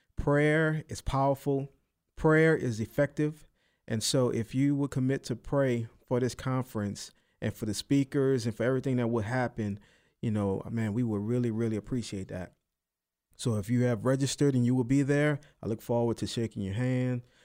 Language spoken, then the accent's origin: English; New Orleans, Louisiana, United States; accent: New Orleans; my, my little accent, my New Orleans accent